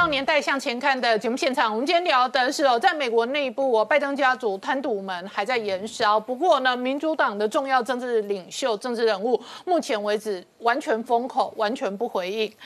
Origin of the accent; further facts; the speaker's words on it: Taiwan; 我作为一个台湾人